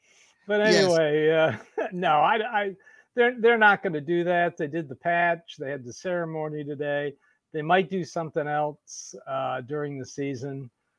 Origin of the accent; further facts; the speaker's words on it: Cleveland, Ohio, United States; now in Nashville, United States; I was born in Cleveland